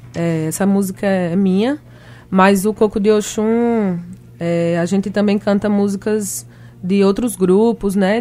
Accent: Recife, Pernambuco, Brazil; eu sou de Recife

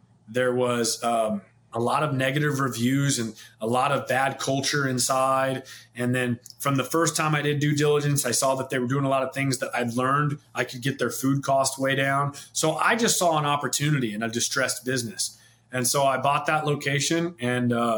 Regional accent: St. Joseph, Missouri, United States; I'm born and raised in St. Joseph, Missouri, just north of Kansas City

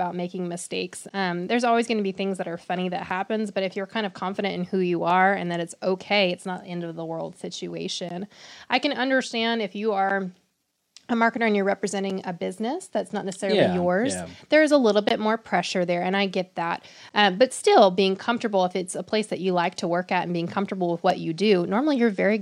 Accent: the South, United States; born or raised there; also born or lived in Chicago

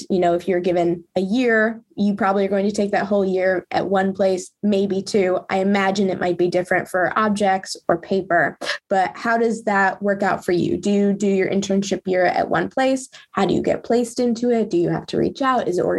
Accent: United States; but I am American, so I know that a lot of the culture is to spend your summers still doing internships.

